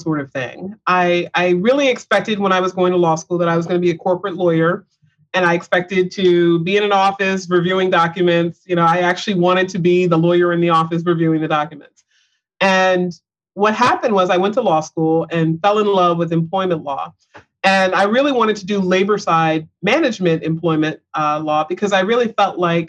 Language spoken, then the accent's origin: English; Pensacola, Florida, United States; I was born and raised in Pensacola, Florida